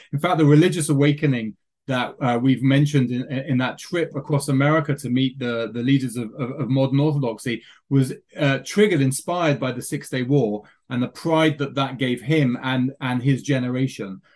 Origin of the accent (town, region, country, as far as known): England, United Kingdom; now in Israel